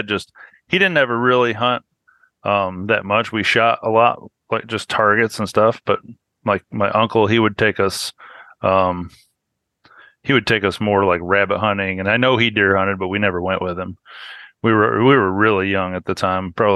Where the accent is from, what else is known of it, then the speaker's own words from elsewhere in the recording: central New York State, United States; moved away as an adult; I was born up in New York State, up in the central part of the state where it's like cow country and just south of the Adirondacks. And I grew up and lived there pretty much until I turned 18.